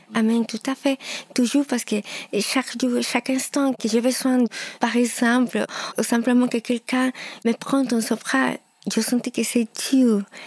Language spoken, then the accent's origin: French; Lima, Peru; French is a second language; moved away; Oui, je suis péruvienne. Je suis née à Lima